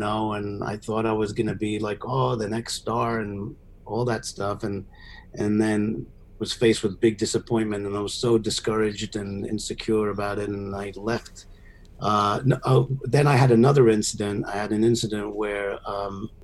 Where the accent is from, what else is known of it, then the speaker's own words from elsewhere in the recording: Syria; moved away as an adult; now in United States; I moved from Syria like when I was 20 years old.